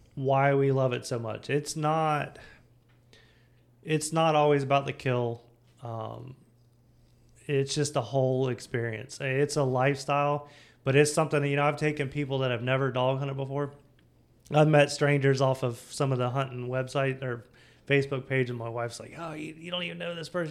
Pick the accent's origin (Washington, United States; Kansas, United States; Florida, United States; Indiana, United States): Florida, United States; Samsula; I grew up in Sam Florida, was just outside of uh, New Smyrna Beach